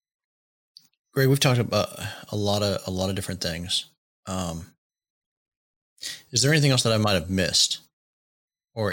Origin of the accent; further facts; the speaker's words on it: Seattle, Washington, United States; the NBC affiliate out of Seattle, which that's my hometown news